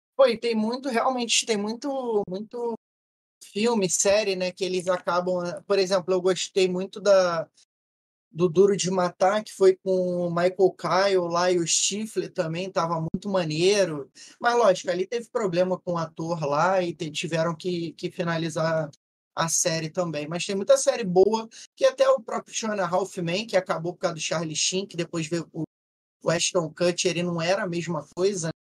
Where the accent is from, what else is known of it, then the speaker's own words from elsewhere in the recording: Rio de Janeiro, Brazil; eu sou do, do RJ